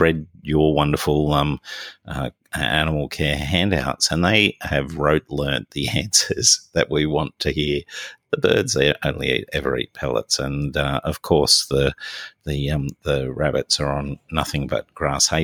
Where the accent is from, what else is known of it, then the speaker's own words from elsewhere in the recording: New South Wales, Australia; my home state, state of New South Wales